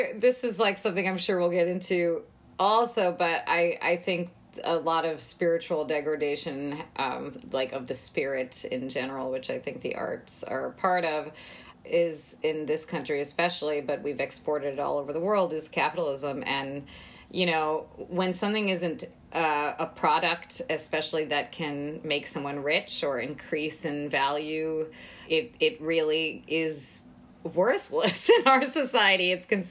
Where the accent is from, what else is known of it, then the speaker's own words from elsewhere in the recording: India; now in United States; as an Indian immigrant, first generation